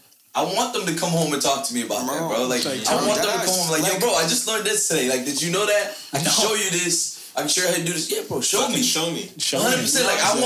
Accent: the Bay Area, California, United States; I'm from the Bay.

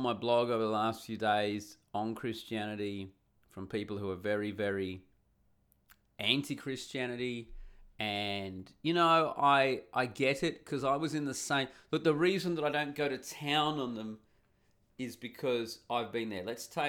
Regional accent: Perth, Western Australia, Australia; moved away as an adult; also born or lived in Sydney / Cairns / Canada / Uganda; When I left my hometown of Perth, I moved to Sydney. I lived there for a year. I moved to Cairns in Queensland. I moved there. I lived there for a few years. I did a year in Canada.

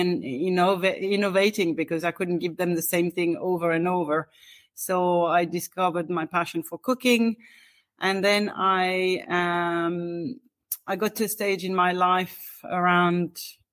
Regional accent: France; moved away as an adult; now in Dublin, Ireland; I'm originally from France

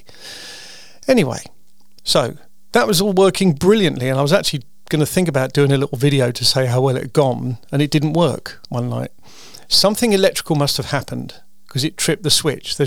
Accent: United Kingdom; I'm a Brit.

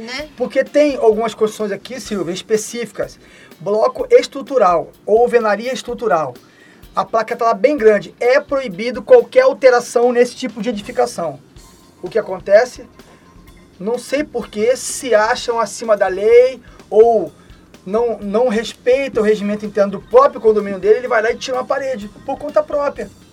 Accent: Rio de Janeiro, Brazil; lá na minha cidade, né, no Rio de Janeiro

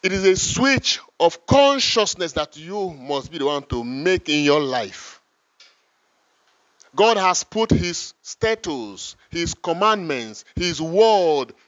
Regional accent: Igala, Kogi, Nigeria; first language Igala; English is a second language; I was born in the Igala culture. They start putting in me Igala mentality, Igala culture, Igala language, everything rooted from my culture.

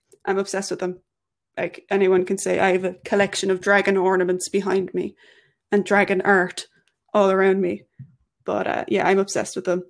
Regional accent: Ireland; I am Irish.

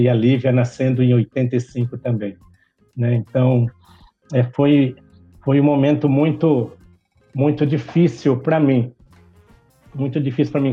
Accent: Osasco, São Paulo, Brazil; nasci em Osasco, né? Uma família de muitos irmãos

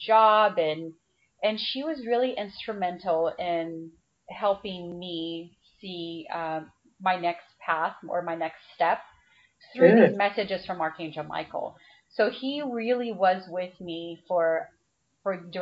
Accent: Brazil; moved away; I grew up in Brazil, and I went to Catholic school

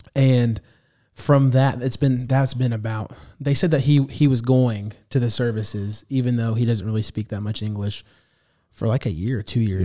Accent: United States; I'm half, half Salvadorian, half Arab, so I'm completely half of another, um, ethnicity other than Hispanic. And so I grew up in an American church

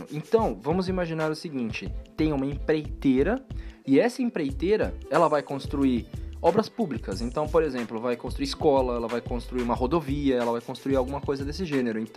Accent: Brazil; Pô, nós somos brasileiros.

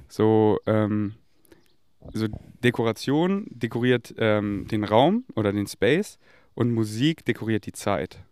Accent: Munich, Bavaria, Germany; moved away; ich komme ja aus München

